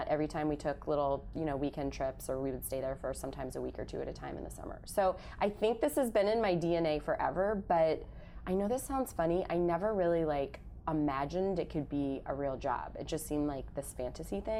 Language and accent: English; Kansas City, Missouri, United States; moved away as an adult; also born or lived in Chicago; now in New York, United States; I grew up in Kansas City, Missouri, where my parents still live.